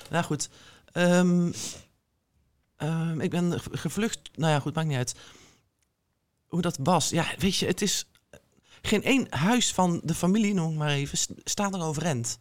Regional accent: North Brabant, Netherlands; also born or lived in Israel; ik kom dan uit Brabant, ik kom dan uit de provincie

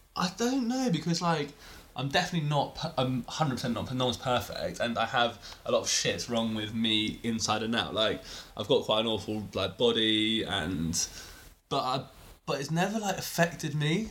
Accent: England, United Kingdom; I kind of associate with being English

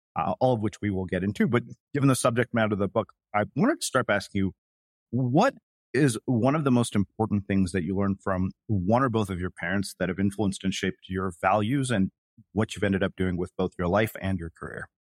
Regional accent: United States; one of being an Indian American and one of being raised by Indian parents

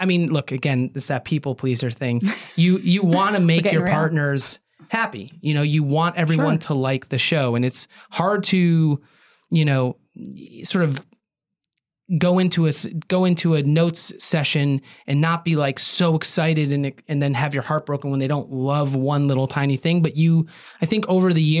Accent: Cleveland, Ohio, United States; a young Clevelander

